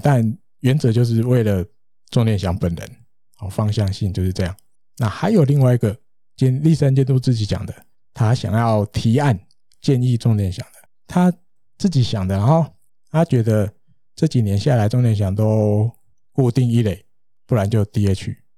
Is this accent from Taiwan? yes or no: yes; Taiwan; 我们台湾人